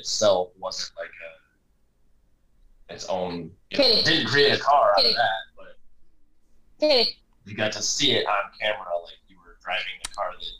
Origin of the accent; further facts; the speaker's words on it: Michigan, United States; I'm from Michigan.